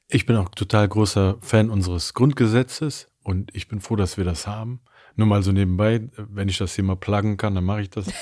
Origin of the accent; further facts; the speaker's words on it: Germany; ich zähle mich definitiv als Deutscher